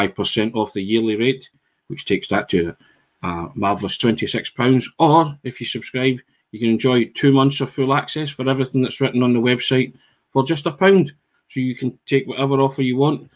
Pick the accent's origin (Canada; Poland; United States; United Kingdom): United Kingdom; Scotland; I'm Scottish